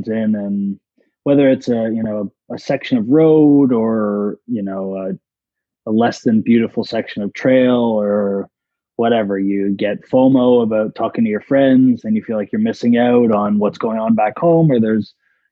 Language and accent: English; Toronto, Ontario, Canada; I'm from Toronto